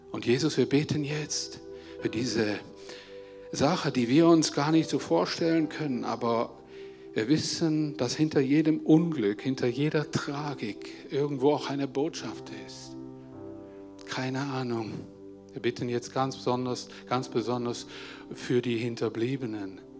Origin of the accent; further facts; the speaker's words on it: Switzerland; ein Ausmaß, die wir uns als Schweizer vielleicht gar nicht so vorstellen können.